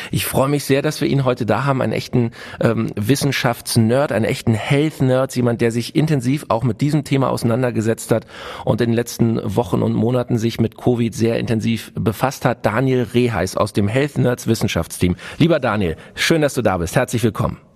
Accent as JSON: {"language": "German", "country": "Germany", "said": "bei uns in Deutschland"}